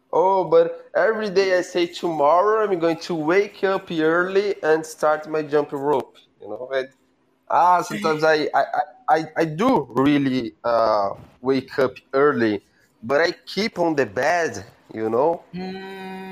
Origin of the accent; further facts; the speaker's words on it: Brazil; English is a second language; I'm from Brazil